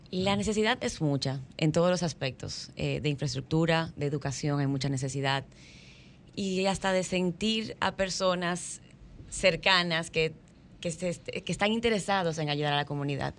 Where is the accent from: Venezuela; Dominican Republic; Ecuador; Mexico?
Dominican Republic; San Pedro de Macorís; Yo nací en San Pedro de Macorís, que es lugar de los poetas